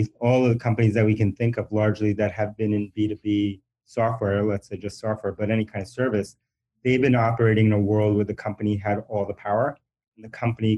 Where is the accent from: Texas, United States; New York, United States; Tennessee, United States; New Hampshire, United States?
New York, United States; New York City; first language Spanish; English is a second language; also born or lived in Bronx, New York; I was born in the Bronx, New York. And then I grew up, we moved and I grew up largely in Queens, New York